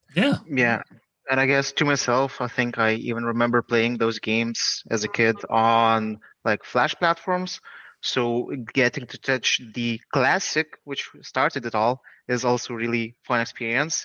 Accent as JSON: {"language": "English", "country": "Lithuania", "said": "we're from Lithuania"}